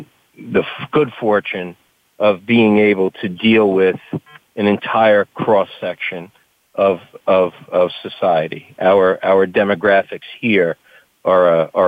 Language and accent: English; Hoboken, New Jersey, United States; I grew up in a town called Hoboken in northern New Jersey.